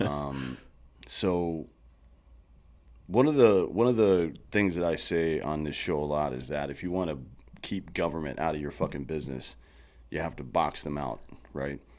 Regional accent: the Carolinas, United States; now in Texas, United States; I come from the Carolinas, too, so I kinda grew up on that kinda barbecue

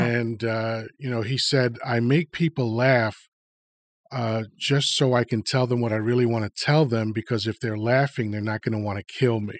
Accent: Long Island, New York, United States; born or raised there; also born or lived in Dominican Republic / Washington Heights, New York / Elmhurst, Queens, New York

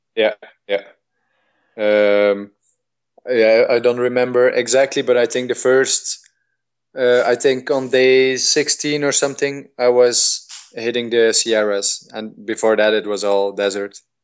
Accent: Belgium; I'm from Belgium, our climate is really moderate

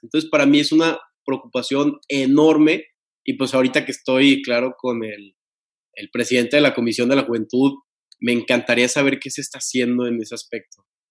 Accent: Tampico, Tamaulipas, Mexico; yo soy de Tampico

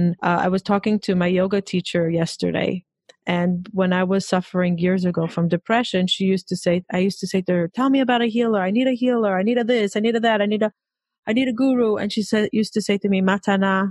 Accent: Israel; I'm Israeli. I mean, I grew up in Israel.

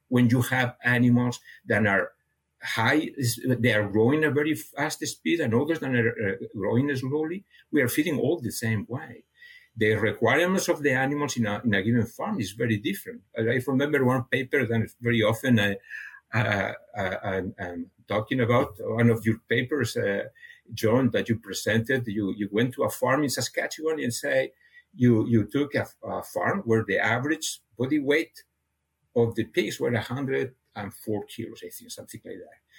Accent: near Barcelona, Catalonia, Spain; first language Catalan; English is a second language; moved away as an adult; now in Canada; I was born in a, uh, uh, near Barcelona, so my my I have a, a mother tongue and a father tongue. My my, my mother tongue was was Catalan, and my father tongue was Spanish.

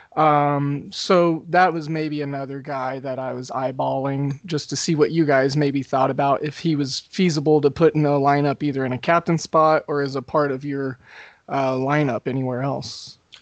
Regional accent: Oklahoma, United States; I grew up in Oklahoma

